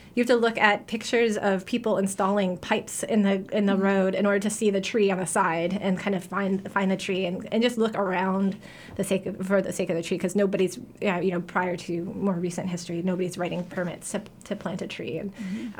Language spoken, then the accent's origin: English; New York, United States; also born or lived in New Haven, Connecticut; now in Portland, United States; I'm from New York originally